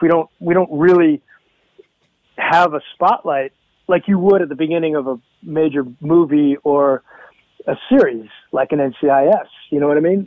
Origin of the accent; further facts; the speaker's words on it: Hamilton, Ontario, Canada; moved away; I uh, miss my hometown